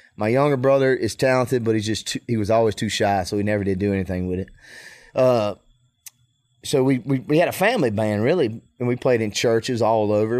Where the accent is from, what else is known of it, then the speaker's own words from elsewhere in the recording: Mississippi, United States; I'm from Mississippi